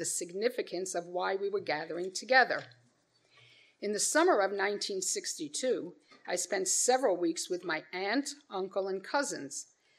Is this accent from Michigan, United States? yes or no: no; New York City, New York, United States; I was born on May 8, 1953, into a Jewish family in Brooklyn, New York. We were not religious and never observed any customary traditions.